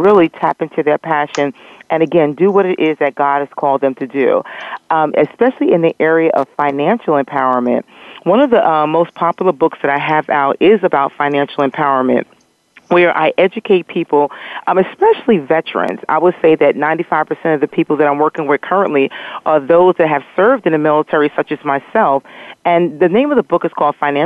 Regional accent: New York, United States; moved away as an adult; also born or lived in Philadelphia / Virginia; now in Nashville, United States; I was 2 hours from my home. So what I was doing was renting cars and running back and forth to New York, from Philadelphia to New York

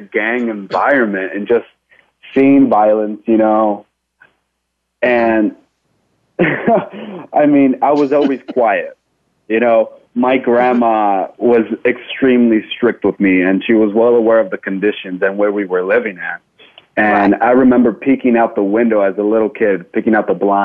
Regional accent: Santa Ana, California, United States; I was born and raised in Santa Ana, California, down in Orange County

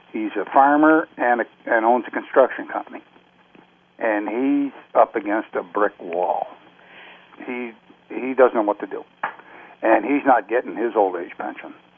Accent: Canada; also born or lived in Greenock, Scotland; I've been here since I was nine months old. You know, I'm a Canadian.

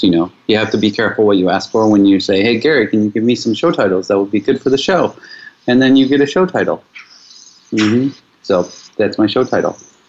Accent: Mexico; I am 43 years old. I am from Mexico, and I am choosing to apply for a residency visa in Australia.

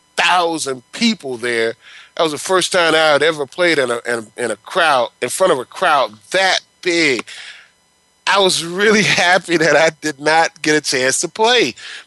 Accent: Palatka, Florida, United States; I was from Palatka.

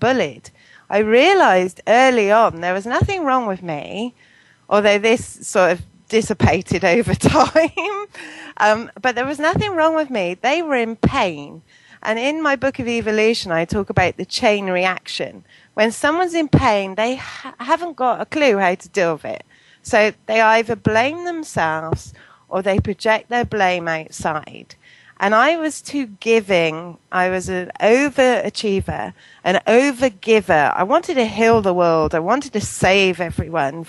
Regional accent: Poulton, England, United Kingdom; also born or lived in Bristol; now in Bath, United Kingdom; I grew up in Poulton, which is a little village

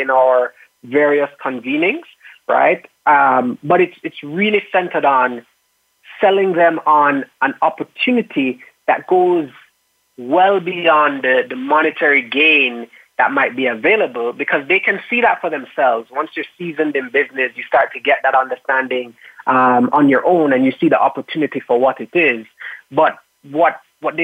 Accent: Kingston, Surrey, Jamaica; I am from Kingston, Jamaica, and my background is that I was growing up very passionate about architecture

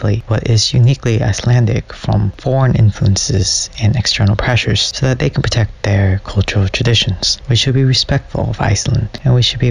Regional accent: California, United States; I am from California

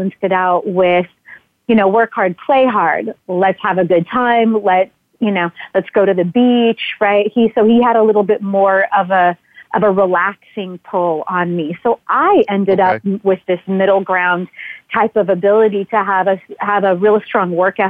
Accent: Southern California, United States; Growing up in Southern California

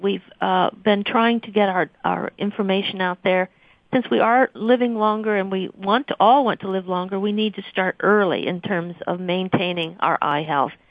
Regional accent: Missouri, United States; moved away as an adult; also born or lived in Arkansas / Portland, Oregon; now in Boston, United States; I came from the Midwest, uh, grew up in Missouri

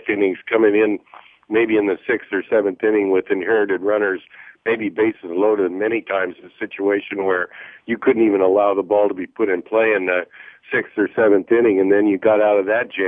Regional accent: Colorado Springs, Colorado, United States; I grew up out in Colorado, a great Yankee fan

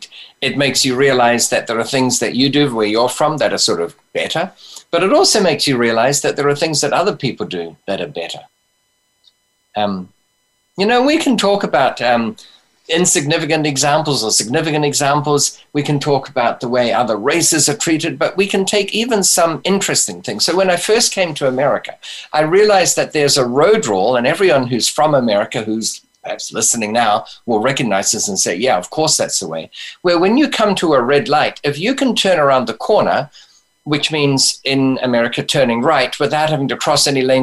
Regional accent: New Zealand; born there; moved away; Well, I've got some experience of that because I was born in New Zealand and we had the old British system of money.

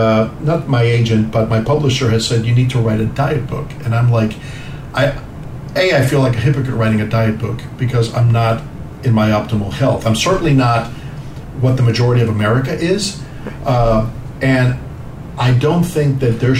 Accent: New York, United States; also born or lived in Cuba / New Jersey; I grew up in New York, you know, and New Jersey

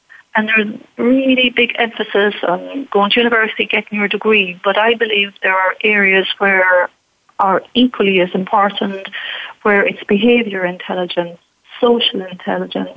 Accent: Ireland; me being Irish, definitely we had an authoritarian society. At the time when I was brought up

